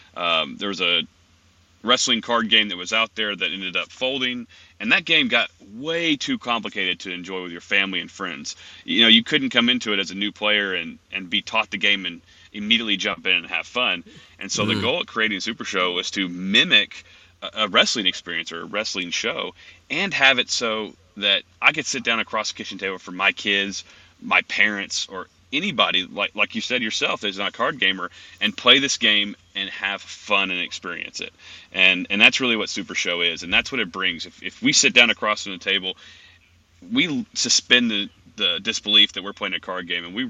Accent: Tennessee, United States; I'm from Tennessee, so I'm from the South as well.

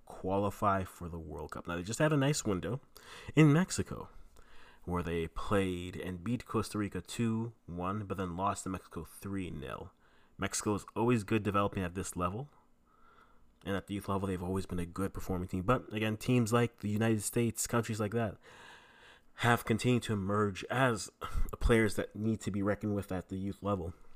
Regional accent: Canada; also born or lived in Ghana (ancestry); I am Ghanaian, Canadian, Ghanaian parents

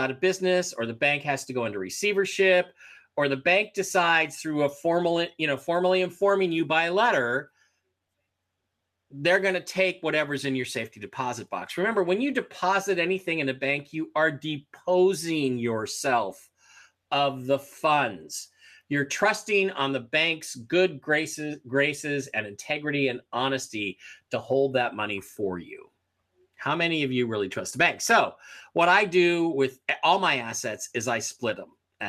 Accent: Michigan, United States; you know, I'm from Michigan and I was upset when I found out about the not valid signatures.

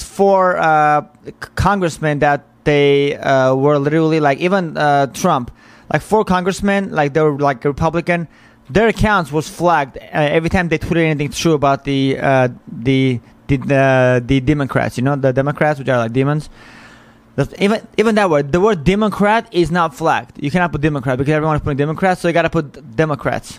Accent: United States; as an American

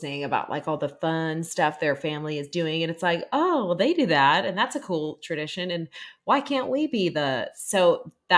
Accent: Pittsburgh, Pennsylvania, United States; moved away; I'm from Pittsburgh originally.

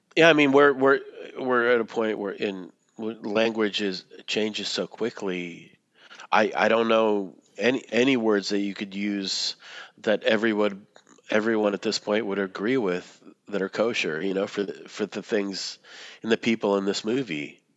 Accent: Boston, Massachusetts, United States; moved away; when I was growing up in Boston

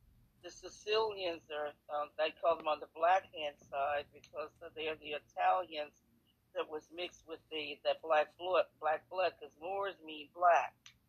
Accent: New York City, New York, United States; For one thing, I'm from New York City, the Boogie Down, the Bronx, like J-Lo, and Manhattan

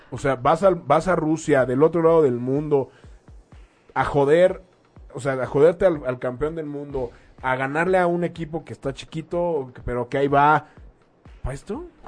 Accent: Mexico; como mexicanos vamos a elegir

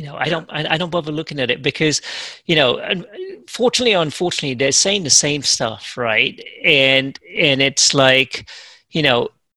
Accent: England, United Kingdom; I grew up in England

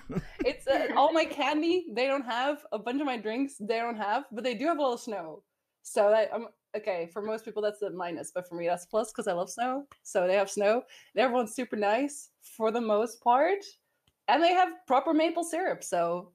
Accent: Netherlands; moved away as an adult; now in Ontario, Canada; I come from the Netherlands

